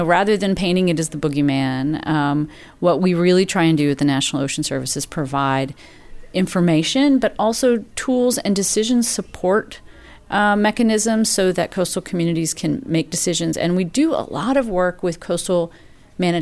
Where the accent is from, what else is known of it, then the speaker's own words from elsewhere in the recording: Lake Jackson, Texas, United States; I grew up in Lake Jackson, Texas, not directly on the coast, but coastal enough